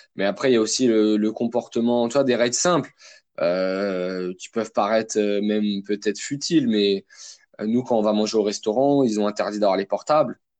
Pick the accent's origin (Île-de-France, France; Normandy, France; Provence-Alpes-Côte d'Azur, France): Île-de-France, France; Vitry-sur-Seine; j'ai grandi à Vitry-sur-Seine dans le Val-de-Marne, dans le 94